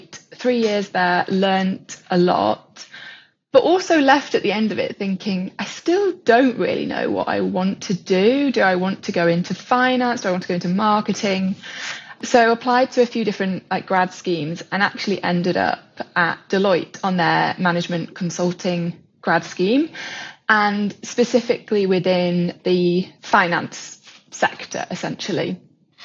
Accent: Yorkshire and the Humber, United Kingdom; now in London, United Kingdom; I was originally from Yorkshire. I was brought up on a farm

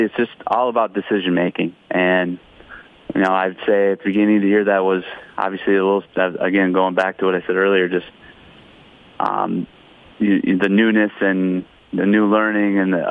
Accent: Michigan, United States; now in Owatonna, United States; I grew up in Michigan

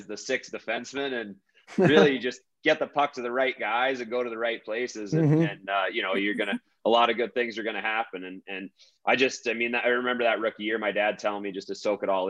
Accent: Indiana, United States; moved away; I grew up in Indiana

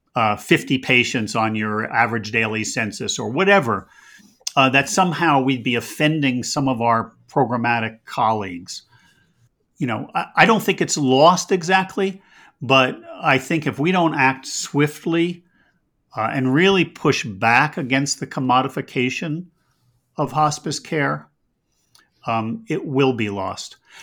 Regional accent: United States; I'm an American

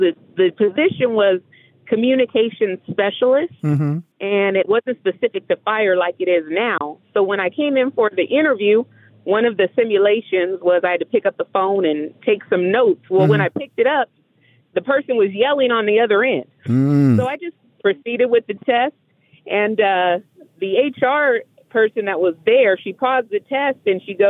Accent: San Diego, California, United States; now in Las Vegas, United States; I'm originally from San Diego, California

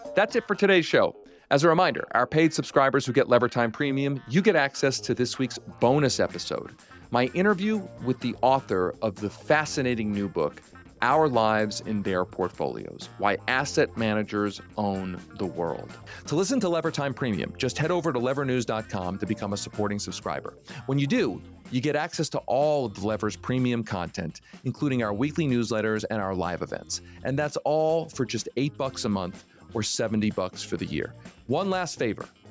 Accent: Philadelphia, Pennsylvania, United States; When I was growing up in Philadelphia

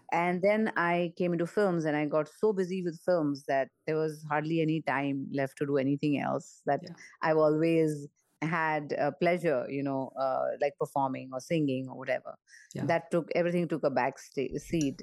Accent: Mumbai, Maharashtra, India; moved away as an adult; also born or lived in United States; I grew up in Mumbai and in an area where Diwali was a very, very big celebration

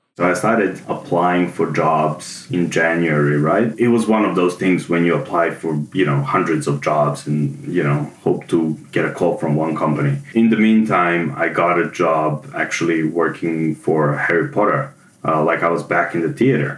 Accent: Serbia; moved away as an adult; also born or lived in Germany; now in Melbourne, Australia; I was born in Serbia and I lived there most of my life

